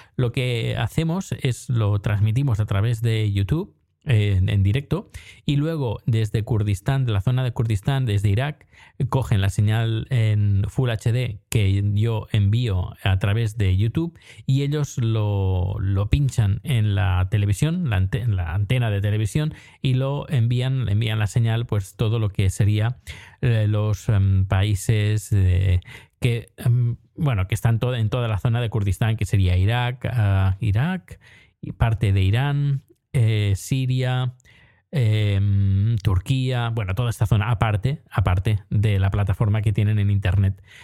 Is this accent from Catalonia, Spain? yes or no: yes; Terrassa, Catalonia, Spain; cuando era pequeño, en EGB, cuando existía EGB, y creo que iba a tercero o cuarto de EGB, pues nos llevaron al ayuntamiento de Tarrasa